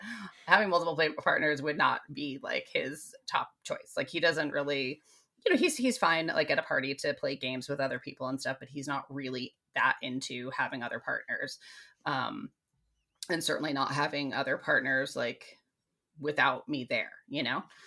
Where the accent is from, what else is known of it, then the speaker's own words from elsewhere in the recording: United States; I'm American too